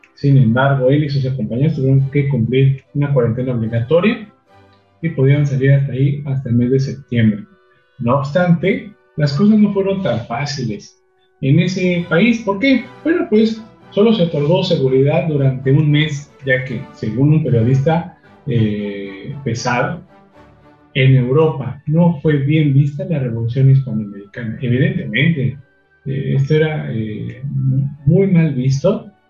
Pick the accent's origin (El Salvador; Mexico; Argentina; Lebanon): Mexico; somos mexicanos o nuestra sangre latina